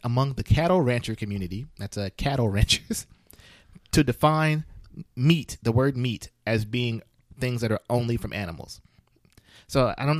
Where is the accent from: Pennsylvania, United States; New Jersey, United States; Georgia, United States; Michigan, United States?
Michigan, United States; Flint; I'm from Flint, Michigan